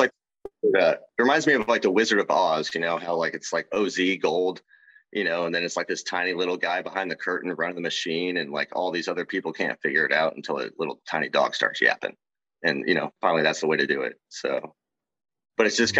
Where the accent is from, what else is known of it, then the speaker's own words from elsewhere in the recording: Kansas City, Missouri, United States; I grew up in Kansas City